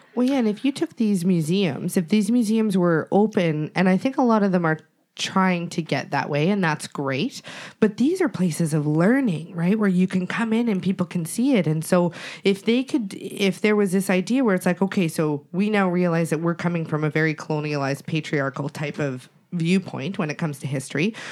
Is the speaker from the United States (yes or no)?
no; Treaty 7 territory, Alberta, Canada; I'm from Treaty Seven territory